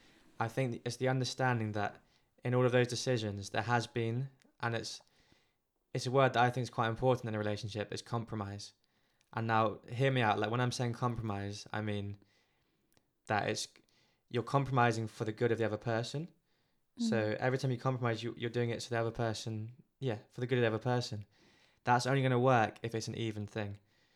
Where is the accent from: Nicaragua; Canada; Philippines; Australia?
Philippines; Being Filipino, there's different stuff going on.